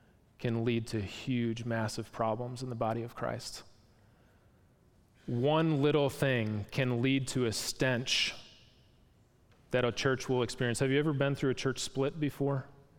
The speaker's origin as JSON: {"language": "English", "area": "Packer country", "region": "Wisconsin", "country": "United States", "moved": "yes", "said": "I'm from Packer country up north"}